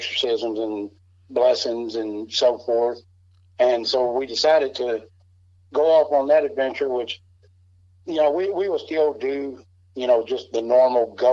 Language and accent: English; Missouri, United States; also born or lived in Kentucky; I'm actually from Kentucky, but I grew up most of my life here in Missouri